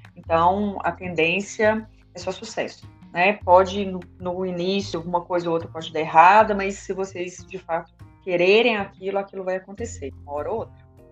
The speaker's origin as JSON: {"language": "Portuguese", "region": "interior of Minas Gerais", "country": "Brazil", "said": "Eu sou do interior, aqui de Minas Gerais, minha cidade é uma cidade muito pequena"}